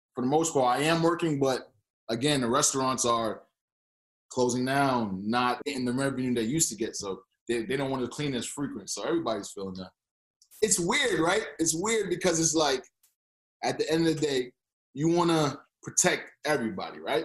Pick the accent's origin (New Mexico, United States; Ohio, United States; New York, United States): New York, United States; moved away as an adult; also born or lived in Boston, Massachusetts / Florida; now in Toronto, Canada; I grew up in New York